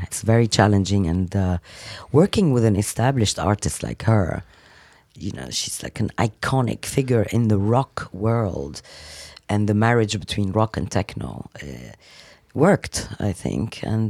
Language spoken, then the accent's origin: English; Lebanon; also born or lived in Africa; now in London, United Kingdom; I was born in Africa. I lived... originally, I'm Lebanese, and now I'm English. London is my home.